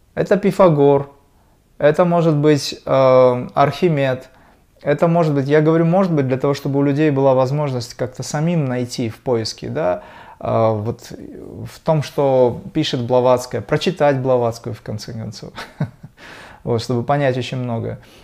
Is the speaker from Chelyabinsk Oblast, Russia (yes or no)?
no; Dagestan, Russia; я родился в Дагестане